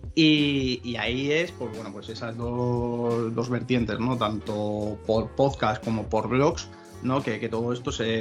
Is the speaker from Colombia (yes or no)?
no; Cáceres, Extremadura, Spain; la playa nuestra, ¿no? De, veraneo de, Cáceres